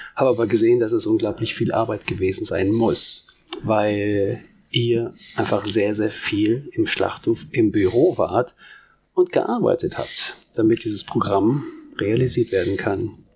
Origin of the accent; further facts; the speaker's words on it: Soest, North Rhine-Westphalia, Germany; moved away; der hier geboren wurde im Marienkrankenhaus und hier auch viele, viele Bekanntschaften und Freunde hatte.